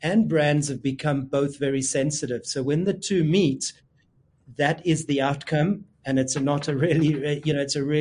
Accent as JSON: {"language": "English", "country": "South Africa", "said": "we're South African and we're African"}